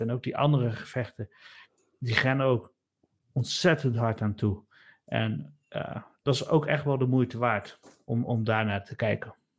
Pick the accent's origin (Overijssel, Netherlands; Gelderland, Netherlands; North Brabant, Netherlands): Gelderland, Netherlands; Nijmegen; wij komen zelf allebei uit Nijmegen.